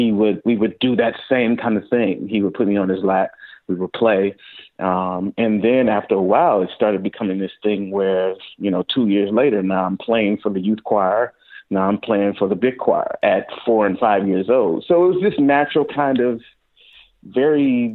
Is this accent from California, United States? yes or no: no; St. Louis, Missouri, United States; I'm a native from St. Louis. Grew up in St. Louis playing around